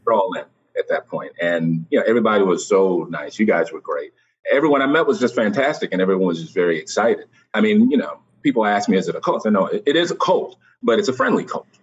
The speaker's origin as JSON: {"language": "English", "area": "just outside of Washington D.C.", "region": "Maryland", "country": "United States", "tie": "born or raised there", "also_born_or_lived": "Columbia, Maryland", "moved": "as an adult", "lives_now": "New York, United States", "said": "I'm really from Maryland. I grew up just outside of Washington D.C."}